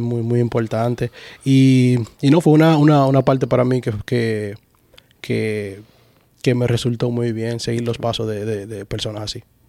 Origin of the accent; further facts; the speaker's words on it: Santo Domingo Este, Distrito Nacional, Dominican Republic; now in Orlando, United States; Yo soy de Los Minas, la zona oriental. Ya tú sabes, mi gente de Los Minas, los Tigres, allá